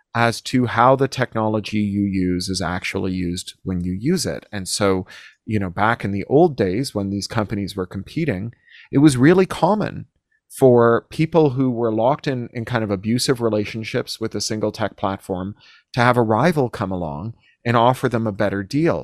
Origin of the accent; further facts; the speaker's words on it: Toronto, Ontario, Canada; moved away as an adult; now in United States; my hometown in Toronto